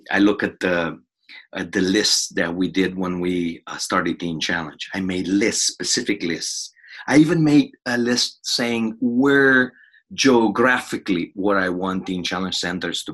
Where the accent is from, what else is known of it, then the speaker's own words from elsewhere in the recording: Romania; I'm from Romania.